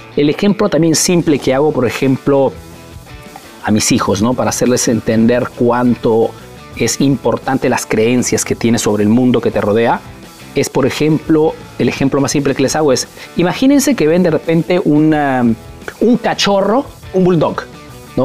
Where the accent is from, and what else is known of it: Peru; now in Italy